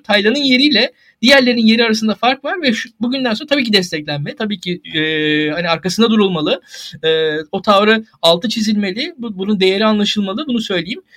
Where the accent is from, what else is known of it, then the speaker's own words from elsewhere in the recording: Turkey; bir Türk olarak